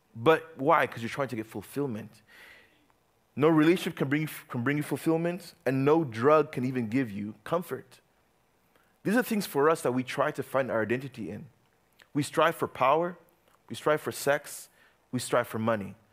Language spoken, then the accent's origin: English; Uganda; moved away; I grew up in Uganda.